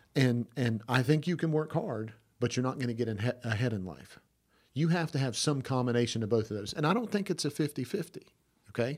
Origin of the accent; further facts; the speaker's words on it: Georgia, United States; I'm from Georgia.